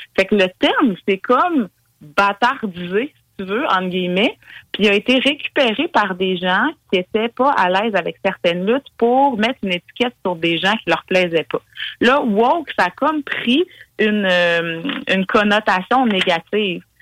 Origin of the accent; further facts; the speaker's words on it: Quebec, Canada; en tant que Québécois, Québécoise